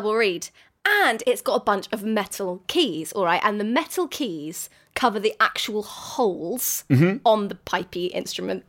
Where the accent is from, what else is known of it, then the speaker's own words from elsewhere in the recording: United Kingdom; British people